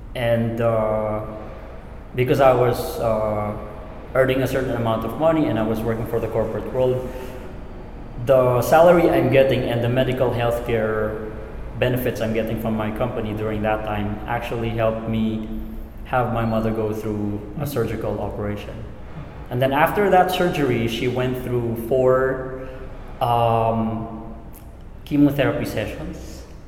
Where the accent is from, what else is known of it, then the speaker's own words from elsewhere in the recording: Philippines; it's actually innate to Filipinos to take care of our elderly